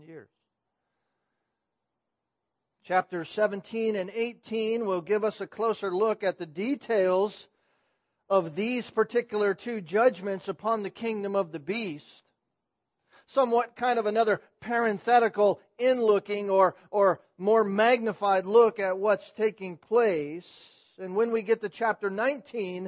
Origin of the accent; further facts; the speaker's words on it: California, United States; moved away; I come from California